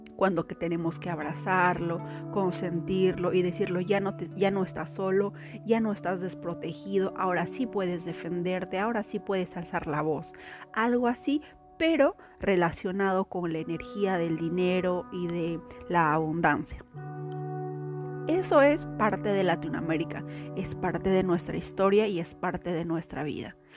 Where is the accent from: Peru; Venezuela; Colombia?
Peru; Soy de Perú